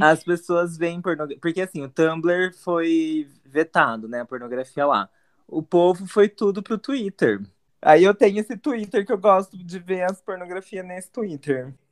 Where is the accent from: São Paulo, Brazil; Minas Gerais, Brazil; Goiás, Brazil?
São Paulo, Brazil; Mogi das Cruzes; nós dois somos de Mogi